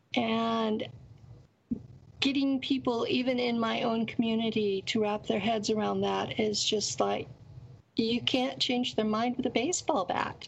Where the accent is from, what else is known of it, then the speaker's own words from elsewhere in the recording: Tulare County, California, United States; I lived in Tulare County, California, and it is a rural area that's completely based on farm labor